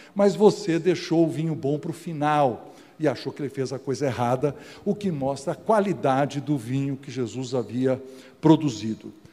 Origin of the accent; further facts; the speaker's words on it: Casa Branca, São Paulo, Brazil; eu nasci aqui em Casa Branca, eu sou um caipirão